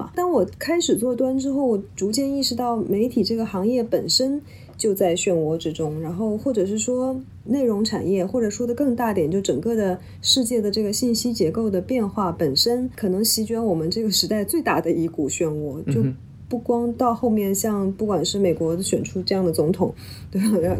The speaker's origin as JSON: {"language": "Chinese", "region": "Jiangsu", "country": "China", "tie": "born or raised there", "also_born_or_lived": "Guangzhou / Beijing", "moved": "as an adult", "lives_now": "Hong Kong", "said": "我家乡在江苏。我其实是从香港开始我的工作的，所以我即便中间大概在北京住过两三年，作为特作为那个 correspondent 住在北京"}